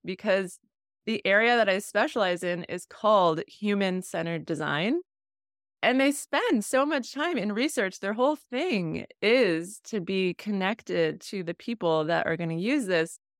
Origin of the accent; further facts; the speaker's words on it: New England, United States; I grew up in New England